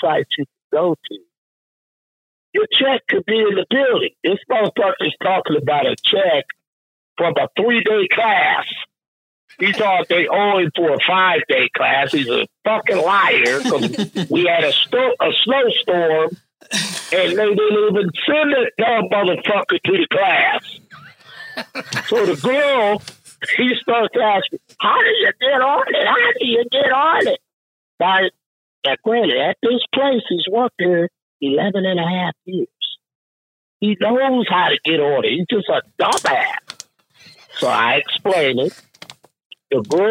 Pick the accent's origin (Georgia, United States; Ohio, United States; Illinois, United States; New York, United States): Georgia, United States; Atlanta; I'm from Atlanta